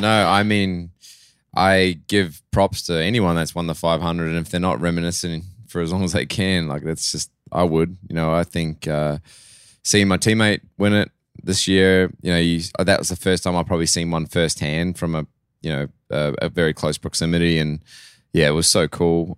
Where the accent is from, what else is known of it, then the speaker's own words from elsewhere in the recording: Australia; accent: Australian; moved away as an adult; also born or lived in New Zealand; now in United States; I lived a lot of my life in Australia. Um, I'm always a Kiwi, no matter what, but it's just, I grew up doing all my schooling there, basically